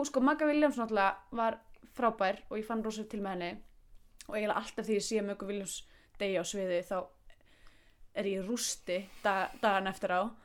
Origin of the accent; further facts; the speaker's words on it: Iceland; við Íslendingar